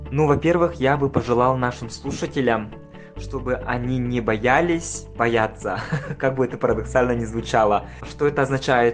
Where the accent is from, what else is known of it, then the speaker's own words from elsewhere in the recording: Nizhny Bestyakh, Sakha Republic, Russia; moved away as an adult; also born or lived in Yakutsk / New York; now in Los Angeles, United States; я вырос и родился в Мегино-Кангаласском улусе в поселке Нижний Бестях